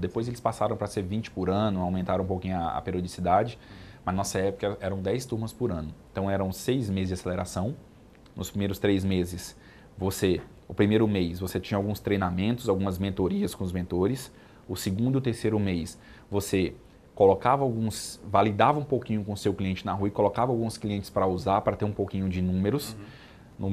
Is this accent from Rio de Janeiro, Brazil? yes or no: no; Brasília, Federal District, Brazil; Eu sou de Brasília